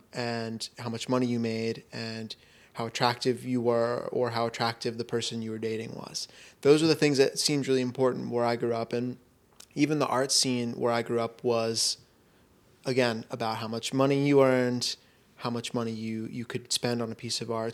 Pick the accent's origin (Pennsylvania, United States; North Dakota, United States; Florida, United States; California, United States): Florida, United States; moved away; growing up in Florida